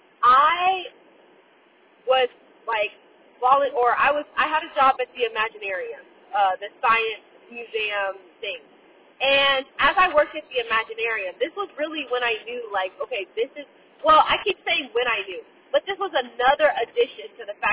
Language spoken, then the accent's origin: English; Fort Myers, Florida, United States; moved away as an adult; I would prefer to be back in my hometown because all of my intimate circle is back home. Like, my best friend, Jasmine, Kamari, my family are all back home. And so the people that I actually want to develop deeper relationships with are in Fort Myers